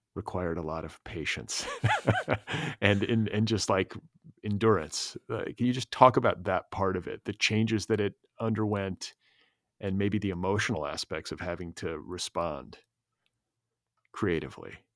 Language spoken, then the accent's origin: English; United States; as an American reader